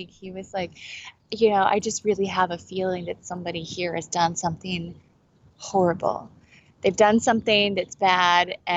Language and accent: English; Kansas City, Missouri, United States; also born or lived in Branson, Missouri; I'm primarily from Kansas City, Missouri, so that's kind of like where I climb. Um, but we lived in Branson for a while